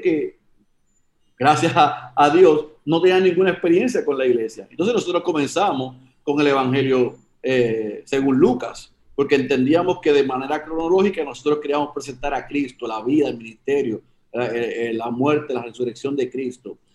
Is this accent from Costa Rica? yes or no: no; Puerto Rico; moved away as an adult; also born or lived in Oklahoma, United States; yo, era, soy puertorriqueño, pero estoy en Estados Unidos